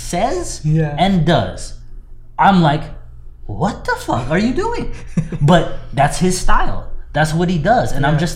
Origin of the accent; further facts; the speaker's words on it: West Coast, United States; I'm from the West Coast